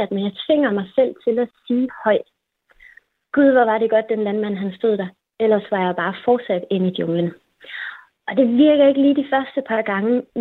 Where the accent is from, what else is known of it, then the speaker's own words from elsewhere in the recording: Kolding, Southern Denmark, Denmark; also born or lived in Copenhagen; Jeg bor her, hvor min familie er, og ja, jeg er født og opvokset i Kolding. Jeg har boet lidt i udlandet, jeg har læst i København, men øh, har egentlig altid vendt tilbage til Kolding